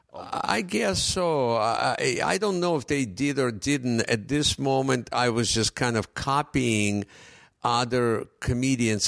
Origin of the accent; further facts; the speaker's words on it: Ukraine; first language Russian; English is a second language; moved away as an adult; also born or lived in Russia; now in United States; when I came here, and I didn't speak English